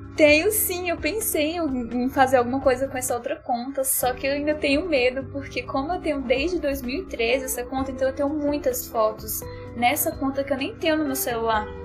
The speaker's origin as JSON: {"language": "Portuguese", "town": "Brasília", "region": "Federal District", "country": "Brazil", "said": "eu sou de Brasília"}